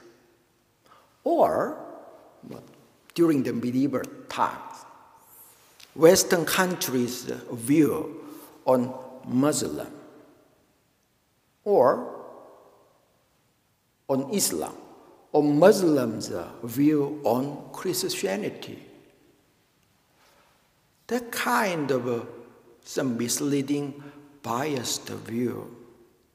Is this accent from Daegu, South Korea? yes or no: yes; Daegu, South Korea; moved away; I was born in Daegu, in Korea, and my parents went to Daegu One Buddhist Temple for their whole life